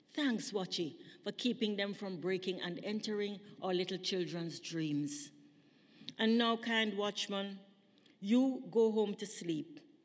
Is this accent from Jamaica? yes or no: yes; Jamaica; moved away as an adult; now in British Columbia, Canada; when I was growing up in Jamaica, we never had sophisticated um, security systems